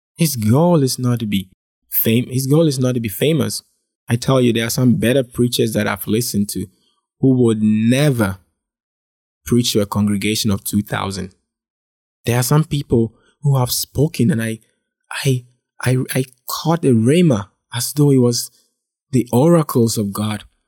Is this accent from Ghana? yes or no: yes; Ghana; I was born and raised in Ghana